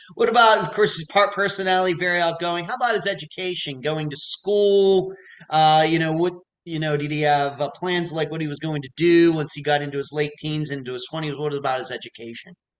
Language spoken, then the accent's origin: English; United States; also born or lived in Clearwater Beach, Florida; I am an American. I live in Clearwater Beach, Florida.